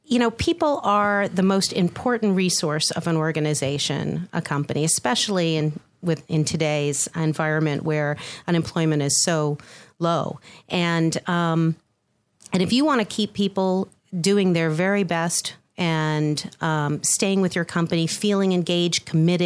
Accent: Boston, Massachusetts, United States; also born or lived in Chicago / New Jersey / Netherlands; now in Atlanta, United States; I'm originally from the Boston area, and I've lived in Chicago twice.

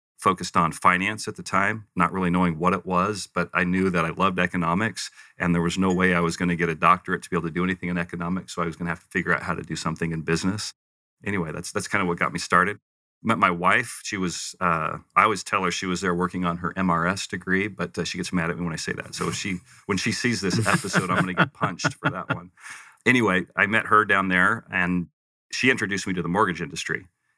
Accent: Western United States, United States; also born or lived in Provo; I refer to myself as a Western mutt because I kind of grew up all over the West. I was born Provo, actually. Okay. My mom and dad were attending Brigham Young University.

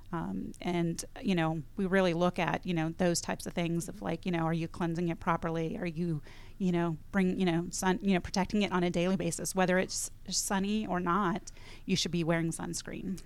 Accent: California, United States; moved away; I'm from California originally, grew up in the high desert, one hundred fifteen degree weather

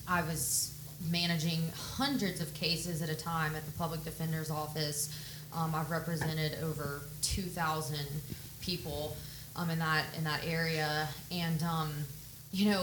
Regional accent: Pensacola Beach, Florida, United States; I was raised on Pensacola Beach. I went to Gulf Breeze Middle School and High School.

